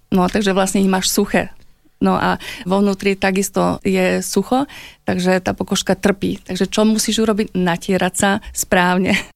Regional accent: Slovakia; ja ako Slovenka, žijúca v tomto pásme

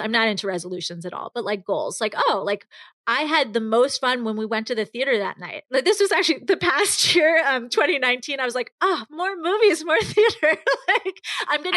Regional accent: New York, United States; growing up in New York

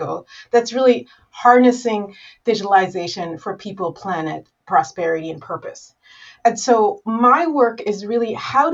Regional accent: Rwanda; I'm from Rwanda

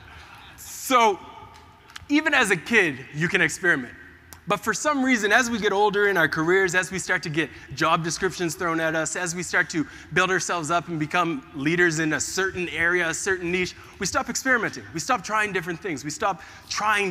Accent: Preston, Ontario, Canada; I grew up in Canada, this small little place called Preston, very much in the deep neck of the woods.

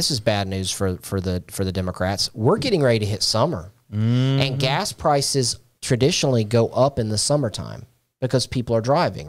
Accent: the South, United States; as a Southerner growing up

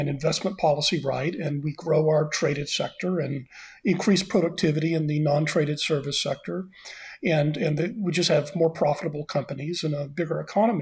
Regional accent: Austin, Texas, United States; moved away as an adult; I moved back to my hometown of Austin, Texas, to teach at my alma mater, the University of Texas, in 2017, and I'm staying in Austin

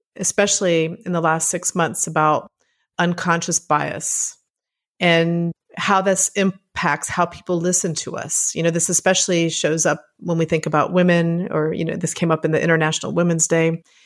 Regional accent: Puerto Rico; moved away; I grew up in Puerto Rico

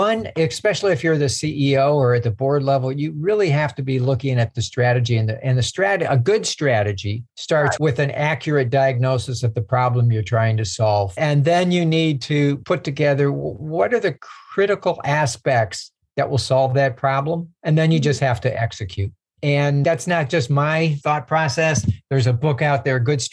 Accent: Ohio, United States; I was born and raised in Ohio

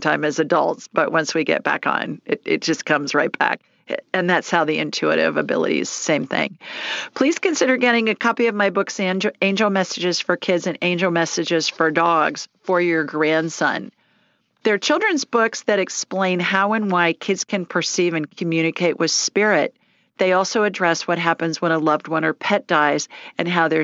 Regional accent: Columbus, Ohio, United States; I grew up in Columbus

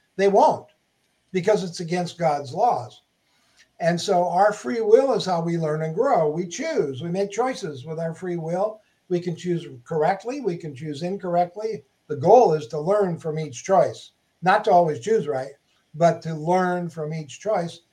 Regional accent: Minnesota, United States; moved away as an adult; now in Huntington Beach, United States; I grew up in Minnesota, shoveling snow

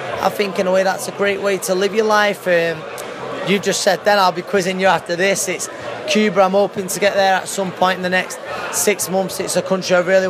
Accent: Manchester, North West England, United Kingdom; It's I think it's how we're bred up here.

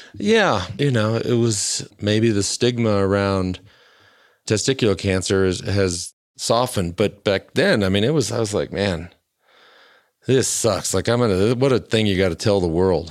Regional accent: Plano, Texas, United States; I grew up in Plano, Texas

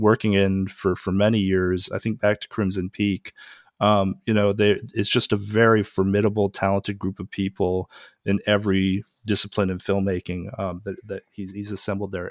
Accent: Pacific Northwest, United States; I grew up in the Pacific Northwest

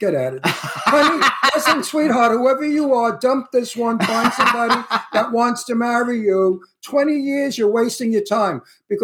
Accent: New York City, New York, United States; moved away; also born or lived in Astoria, Queens / Bayside, Queens; I'm from Red Hook, the next town over

